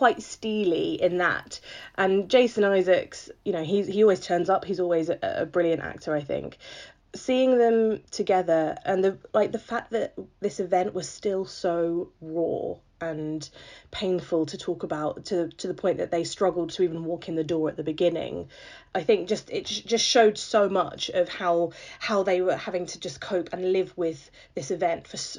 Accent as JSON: {"language": "English", "country": "United Kingdom", "said": "being a Brit"}